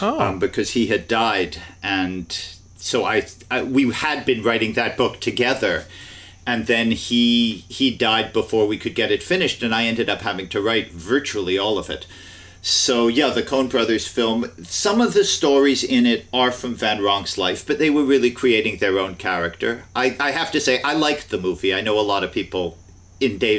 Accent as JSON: {"language": "English", "town": "Cambridge", "region": "Massachusetts", "country": "United States", "tie": "born or raised there", "said": "I was growing up in Cambridge, Massachusetts"}